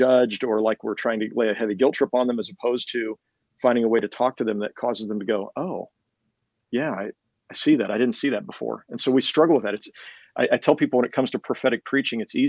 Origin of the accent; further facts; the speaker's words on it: Kansas, United States; also born or lived in Johnson County, Kansas; I grew up here in Kansas City